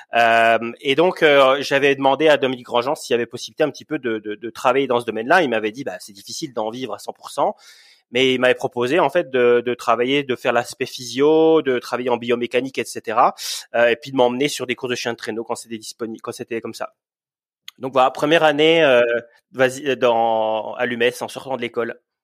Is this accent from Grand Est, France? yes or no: no; Bourgogne-Franche-Comté, France; moved away as an adult; also born or lived in Montreal, Canada; now in Yukon, Canada; à la base, je suis de Franche-Comté